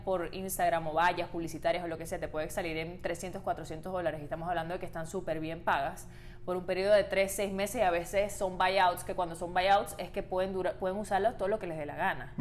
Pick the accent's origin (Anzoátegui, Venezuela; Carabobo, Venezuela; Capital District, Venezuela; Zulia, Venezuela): Zulia, Venezuela; Maracaibo; moved away; yo que vengo de Maracaibo